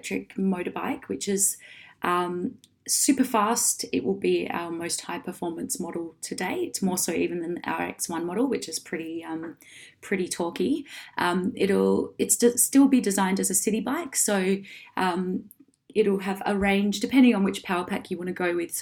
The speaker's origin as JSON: {"language": "English", "town": "Perth", "region": "Western Australia", "country": "Australia", "moved": "yes", "lives_now": "Sydney, Australia", "said": "And I'm from Perth"}